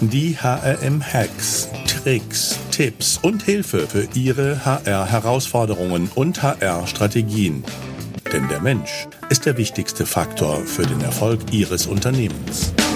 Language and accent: German; Saarland, Germany; ich komme aus dem Saarland, ja, dem schönsten Bundesland der Welt